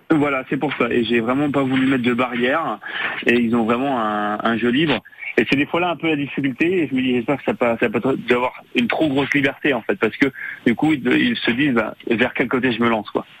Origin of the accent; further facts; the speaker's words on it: Quintin?, Côtes-d'Armor, Brittany, France; now in Carantec, France; Costard mauritain de cœur, parce que je suis originaire de Gosson, euh, en plein Côte d'Armor